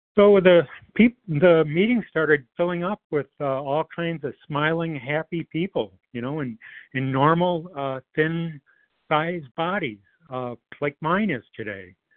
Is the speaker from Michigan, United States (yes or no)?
yes; Detroit, Michigan, United States; I grew up in the Metro Detroit area.